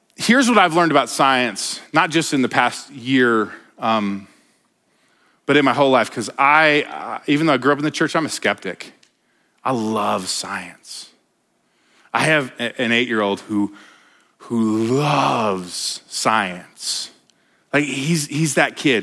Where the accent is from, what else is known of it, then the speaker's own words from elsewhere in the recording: Denver, Colorado, United States; now in Montana, United States; I, I grew up in Denver